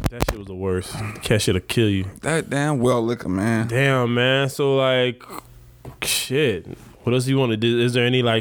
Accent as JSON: {"language": "English", "country": "Jamaica", "said": "I'm Jamaican, mm. Caribbean"}